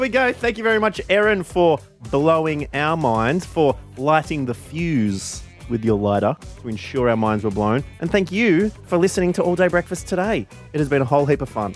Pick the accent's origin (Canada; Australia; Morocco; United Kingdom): Australia; Warrnambool, Victoria; Warrnambool, my hometown